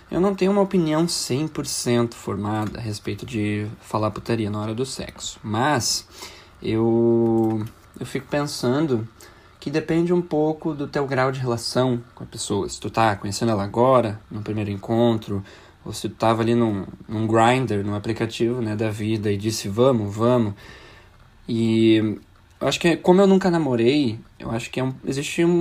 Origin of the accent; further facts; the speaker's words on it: Canoas, Rio Grande do Sul, Brazil; tenho 31 anos, sou de Canoas.